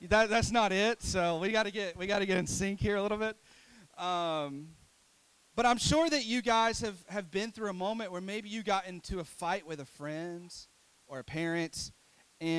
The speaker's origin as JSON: {"language": "English", "town": "Mountain City", "region": "Tennessee", "country": "United States", "said": "I'm from Mountain City"}